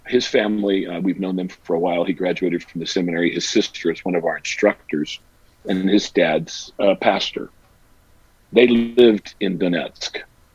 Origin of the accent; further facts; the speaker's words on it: United States; I'm kind of an international citizen. I've been to 50 countries. Some people say, "Do you even like being an American?" You know, I said, "Yes, I do."